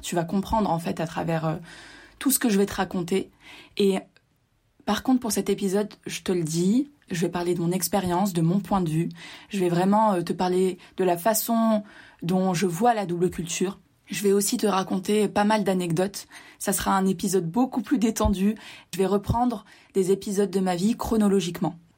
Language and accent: French; Var, Provence-Alpes-Côte d'Azur, France; also born or lived in Tunisia (parents' origin) / Mexico; je suis né en France donc comme tu le sais je suis né dans le Var dans le sud de la France et mes deux parents sont tunisiens